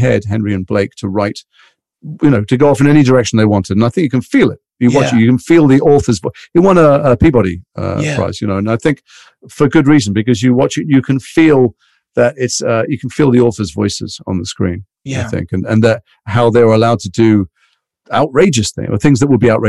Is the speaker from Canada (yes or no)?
no; Liverpool, North West England, United Kingdom; accent: Liverpool; also born or lived in London; I'm from Liverpool. So I had a very mild Liverpool accent like that. And then we moved to London and I went kind of full Cockney.